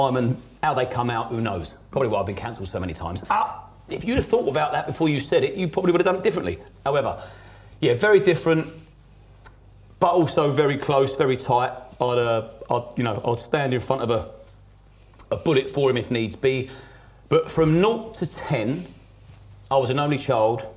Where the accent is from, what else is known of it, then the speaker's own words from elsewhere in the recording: Crawley, South East England, United Kingdom; also born or lived in East Grinstead; Grew up in Crawley. So Crawley, which is a London overspill, West Sussex, not too far from Gatwick.